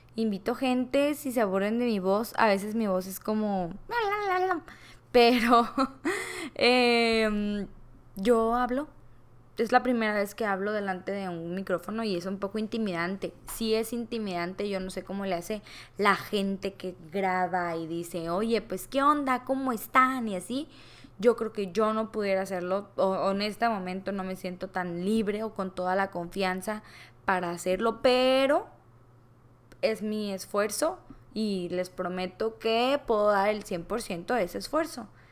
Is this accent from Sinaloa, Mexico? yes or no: yes; Culiacán, Sinaloa, Mexico; soy originaria de Culiacán, Sinaloa